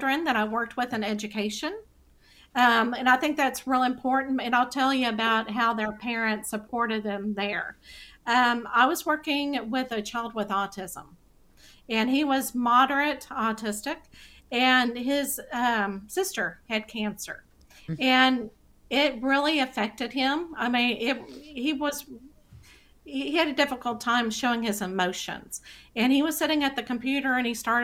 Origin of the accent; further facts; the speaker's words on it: Texas, United States; accent: Texas; my Texas accent